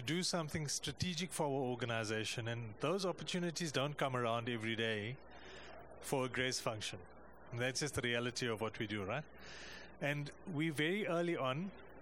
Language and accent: English; South Africa; I come from South Africa.